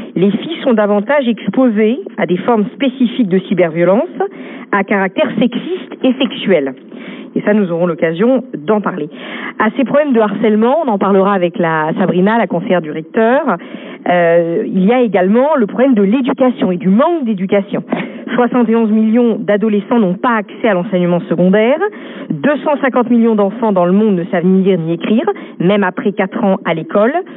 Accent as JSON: {"language": "French", "country": "France", "said": "je suis française"}